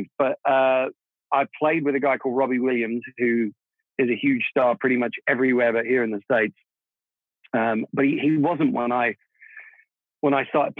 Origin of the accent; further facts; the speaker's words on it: London, United Kingdom; first language Czech; English is a second language; moved away; also born or lived in Prague, Czech Republic; I was born in Prague in what was then Czechoslovakia. We emigrated to London when I was, I think, around about 9 years old. So I'm a double immigrant. I went to England, you know, not speaking English. Czech was my first language. And then I grew up there